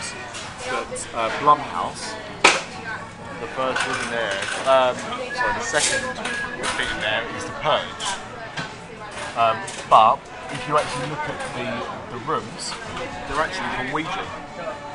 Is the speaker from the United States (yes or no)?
no; England, United Kingdom; I'm English